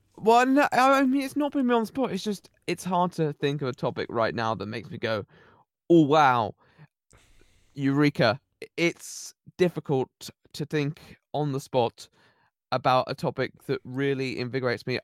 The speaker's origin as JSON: {"language": "English", "area": "Somerset", "region": "South West England", "country": "United Kingdom", "tie": "born or raised there", "said": "I'm actually from the Southwest, uh, Somerset."}